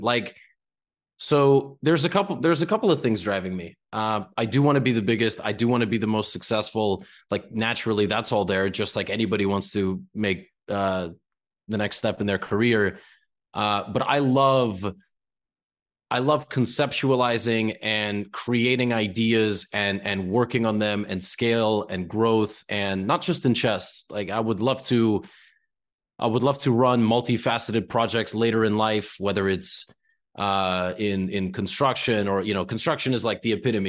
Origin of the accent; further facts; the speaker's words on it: United States; also born or lived in New York; being an American